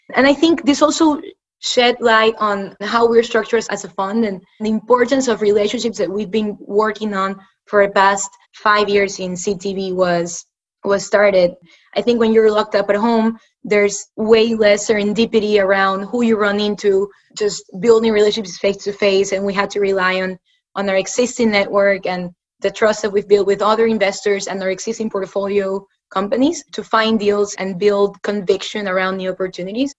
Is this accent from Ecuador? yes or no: yes; Ecuador; moved away as an adult; also born or lived in United States; I'm originally from Ecuador. I was born and raised there. I came to the US for school.